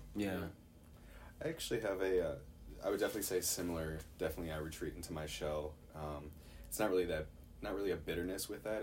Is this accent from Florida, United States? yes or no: no; Chicago, Illinois, United States; I'm from Chicago